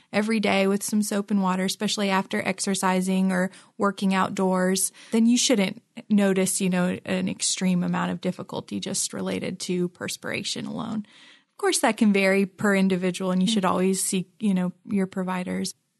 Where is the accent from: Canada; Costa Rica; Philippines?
Philippines; now in Ohio, United States; I grew up in the Philippines and it's not humid here.